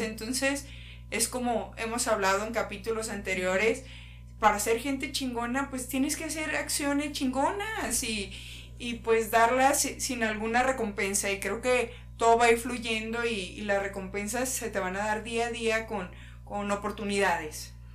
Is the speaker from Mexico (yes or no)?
yes; Mexico